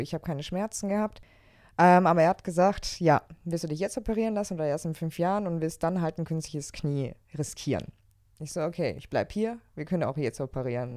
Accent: Allgäu, Bavaria, Germany; now in Leverkusen, Germany; ich komme ja aus dem Allgäu, also ich bin im, Au ja. im Allgäu aufgewachsen

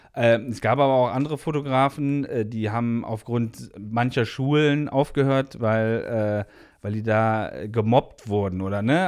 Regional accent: Hilden, North Rhine-Westphalia, Germany; Ich komme aus Hilden

